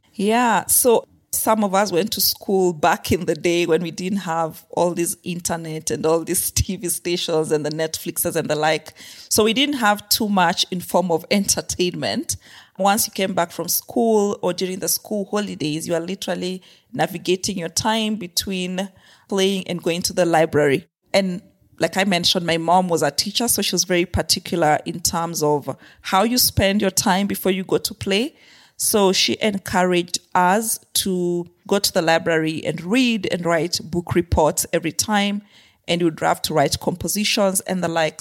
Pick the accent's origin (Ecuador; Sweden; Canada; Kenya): Kenya; also born or lived in Zimbabwe / Afghanistan / Haiti / Myanmar; So, I grew up in Kenya. I was born in Kenya, grew up in Kenya a good part of my life